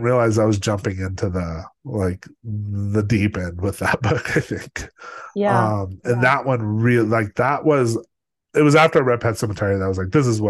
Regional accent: Los Alamos, New Mexico, United States; growing up in Los Alamos, like the weird, you know, it's like my parents both worked for the government.

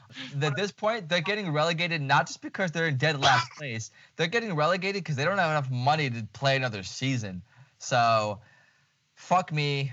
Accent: Lviv, Lviv Oblast, Ukraine; born or raised there

